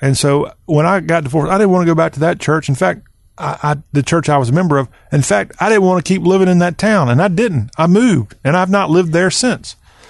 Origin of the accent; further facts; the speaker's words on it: near Clinton, South Carolina, United States; That's about an hour from my hometown.